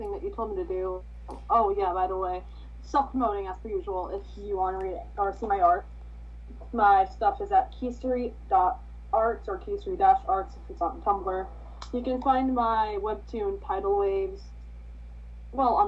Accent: New York, United States; We're from New York

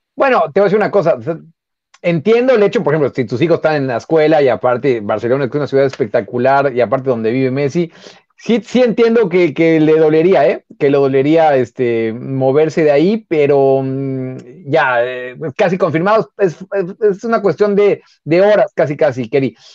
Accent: Mexico; nosotros, como mexicanos

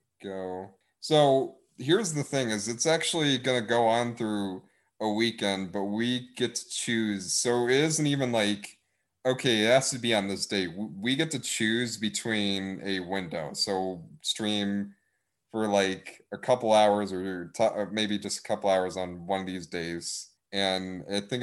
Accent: Wisconsin, United States; accent: northernness; I'm from Wisconsin. Hey, I got the northernness in me

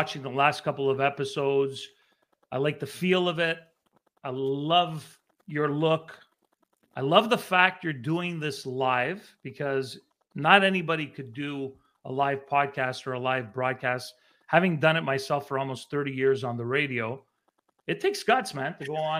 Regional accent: Montreal, Quebec, Canada; moved away as an adult; also born or lived in Vancouver; I remember growing up in Montreal. I grew up near the Olympic Stadium in Rosemont

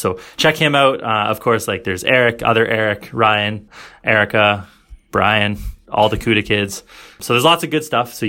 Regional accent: Canada; I'm Canadian.

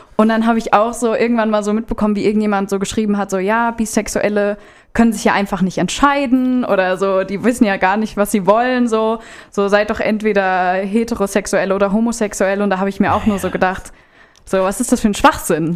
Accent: Rodenbach, Hesse, Germany; moved away as an adult; now in Offenbach, Germany; Ich komme ursprünglich aus Rodenbach, das ist hier ja sogar ganz in der Nähe von Lieblos, wohne aber mittlerweile in Offenbach in der WG.

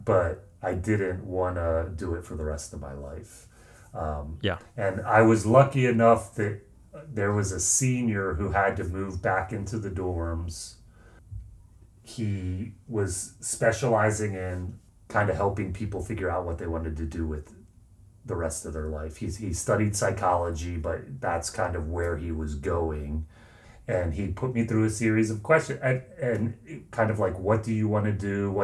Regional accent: outside of Philadelphia, Pennsylvania, United States; I grew up outside of Philadelphia

